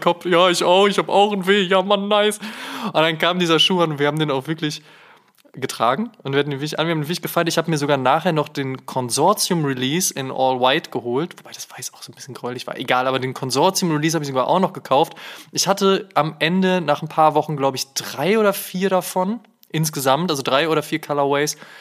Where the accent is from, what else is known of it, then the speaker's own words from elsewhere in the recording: Münster, North Rhine-Westphalia, Germany; moved away; nach Münster gefahren, in meine alte Heimat